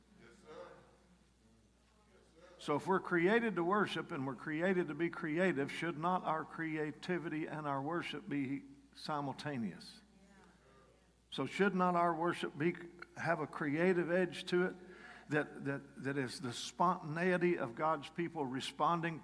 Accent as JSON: {"language": "English", "region": "Kentucky", "country": "United States", "tie": "born or raised there", "moved": "yes", "said": "I'm from Kentucky. I sort of left Kentucky the week I got saved in one way or another. I got saved at a rock and roll dance in my hometown at a National Guard Armory"}